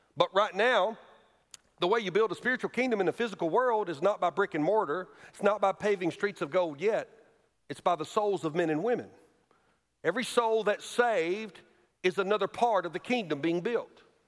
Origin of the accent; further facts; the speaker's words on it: Alabama, United States; moved away; a thriving, wonderful church in my home state of Alabama